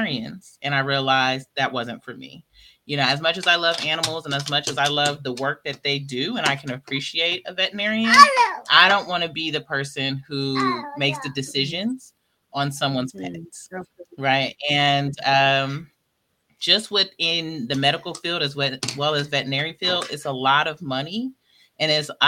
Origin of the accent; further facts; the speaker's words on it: Oakland, California, United States; I'm from, born and raised in Oakland, California